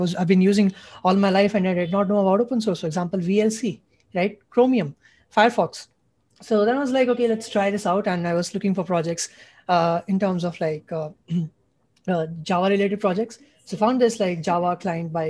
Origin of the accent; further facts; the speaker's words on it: India; I'm a junior from India.